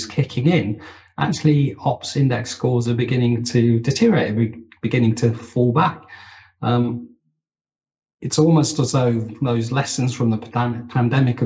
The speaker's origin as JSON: {"language": "English", "country": "United Kingdom", "said": "as a Brit"}